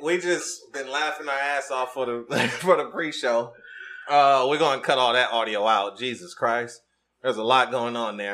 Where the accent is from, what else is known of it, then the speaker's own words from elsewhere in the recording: Detroit, Michigan, United States; I'm from Detroit, Michigan